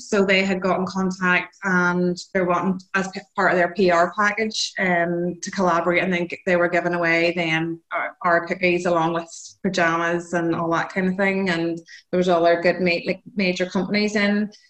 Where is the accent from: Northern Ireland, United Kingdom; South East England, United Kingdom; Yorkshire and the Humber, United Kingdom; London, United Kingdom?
Northern Ireland, United Kingdom; … and …, we're both from Northern Ireland.